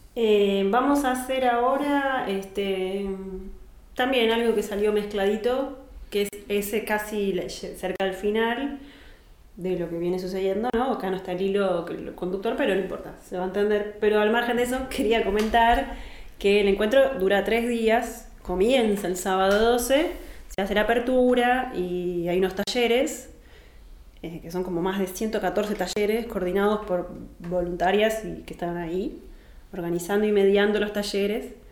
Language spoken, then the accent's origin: Spanish; Argentina; soy argentina